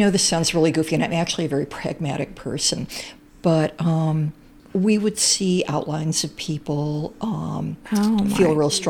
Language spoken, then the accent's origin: English; Champaign, Illinois, United States; Well, I grew up in Champaign-Urbana.